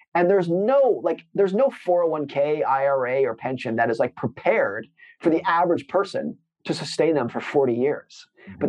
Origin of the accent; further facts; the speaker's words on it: United States; I grew up in Lake Tahoe in an area that was not like most